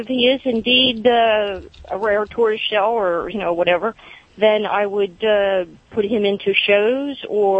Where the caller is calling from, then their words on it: Pennsylvania, United States; Yes, about 15 miles west of Reading, actually.